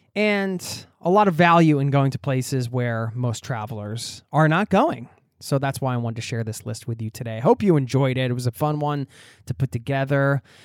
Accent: Philadelphia, Pennsylvania, United States; Philadelphia, my hometown

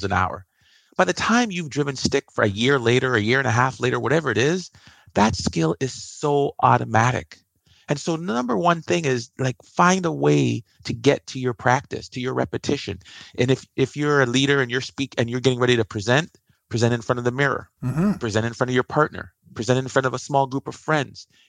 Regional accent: Canada; also born or lived in Iowa; I'm Canadian

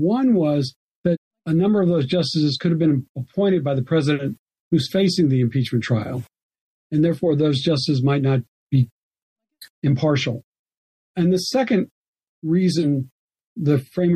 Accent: Alabama, United States; now in North Carolina, United States; my home state, for example, of Alabama

